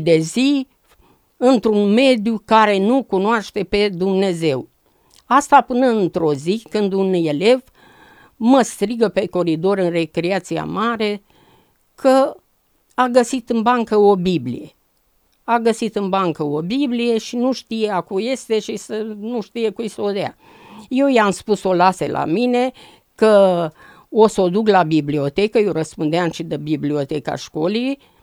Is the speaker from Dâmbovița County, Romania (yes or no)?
yes; a village near Târgoviște, Dâmbovița County, Romania; M-am născut în Dâmbovița, într-un sat frumos de lângă Târgoviște